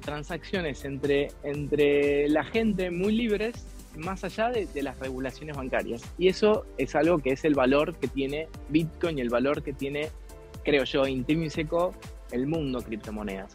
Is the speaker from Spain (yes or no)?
no; Argentina; había venido a estudiar a mi país, a la Argentina